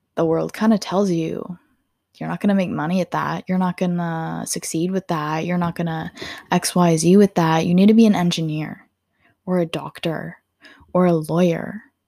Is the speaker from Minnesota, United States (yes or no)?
yes; Minnesota, United States; I'm from Minnesota, and I live about thirty to forty minutes outside of Minneapolis.